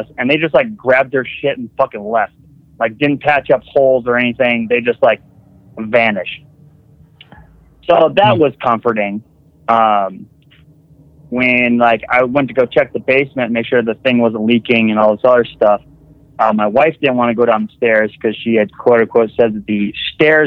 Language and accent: English; Wisconsin, United States; now in West Virginia, United States; I'm from Wisconsin